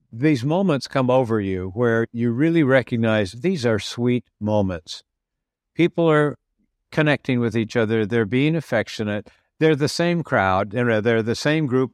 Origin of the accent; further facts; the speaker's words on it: California, United States; moved away as an adult; also born or lived in Baltimore, United States / Washington, D.C., United States; now in Portugal; I'm originally from California via Baltimore, Washington, D.C.